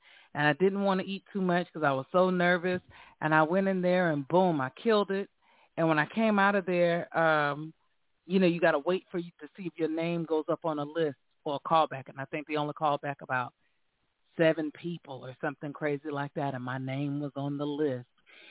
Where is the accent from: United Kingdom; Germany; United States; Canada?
United States; Cary, North Carolina; moved away as an adult; also born or lived in Raleigh, North Carolina; now in New York, United States; North Carolina, which is where we're from. We're from, I was born and raised in Raleigh, North Carolina, really raised in Cary, born in Raleigh.